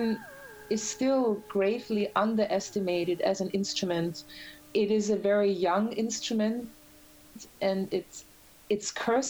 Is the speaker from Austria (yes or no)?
yes; Graz, Styria, Austria; moved away as an adult; also born or lived in Vienna, Austria; now in New York, United States; I'm from Austria. I was born in Graz, and I studied musicology in Vienna